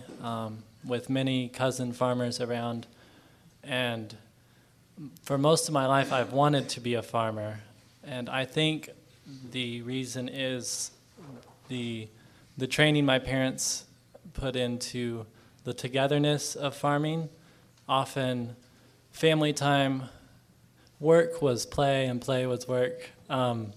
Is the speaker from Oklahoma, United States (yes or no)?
yes; Oklahoma, United States; I come from Fisher Farms in Oklahoma, family farm